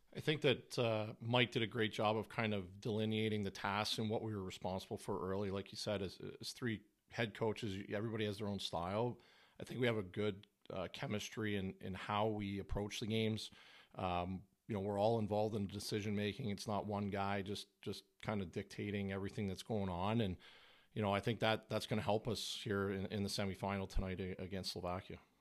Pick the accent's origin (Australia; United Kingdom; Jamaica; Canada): Canada